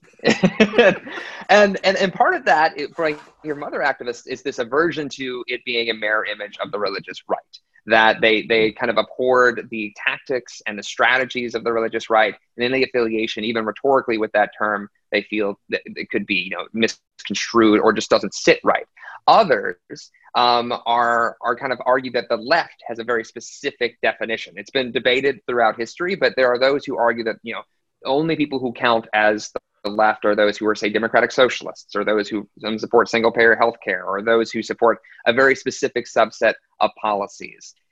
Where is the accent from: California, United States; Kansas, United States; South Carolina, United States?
South Carolina, United States; Aiken; also born or lived in Washington D.C.; I was technically born in Washington D.C., but I grew up in Aiken, South Carolina